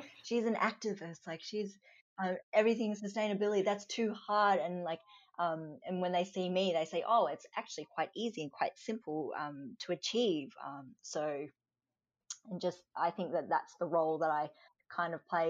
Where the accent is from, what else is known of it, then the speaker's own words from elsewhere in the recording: Australia; Born and raised in Australia.